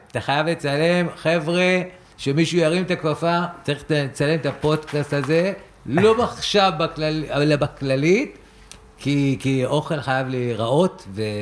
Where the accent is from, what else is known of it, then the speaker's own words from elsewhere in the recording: Rehovot, Central District, Israel; אני מרחובות